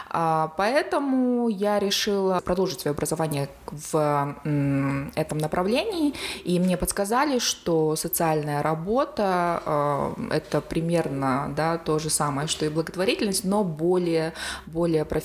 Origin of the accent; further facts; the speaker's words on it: Semey, Abai Region, Kazakhstan; преподавала социальную работу в медакадемии в городе Семей, в моем родном городе.